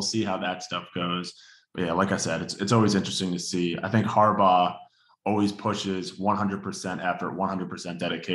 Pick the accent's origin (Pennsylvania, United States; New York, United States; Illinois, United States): New York, United States; I was born and raised, I grew up in New York